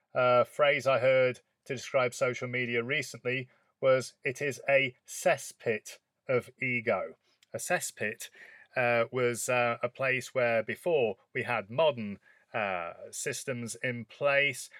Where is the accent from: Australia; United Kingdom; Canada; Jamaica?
United Kingdom; as a British person